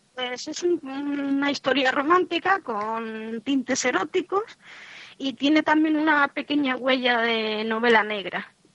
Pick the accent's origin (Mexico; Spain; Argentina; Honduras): Spain; Madrid, Community of Madrid; moved away as an adult; now in A Coruña, Spain; yo nací en Madrid